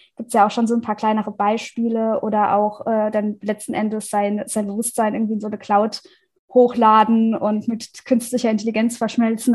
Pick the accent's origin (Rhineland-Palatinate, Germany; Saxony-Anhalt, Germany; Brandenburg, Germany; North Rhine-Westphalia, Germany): Rhineland-Palatinate, Germany; Ich komme aus der Pfalz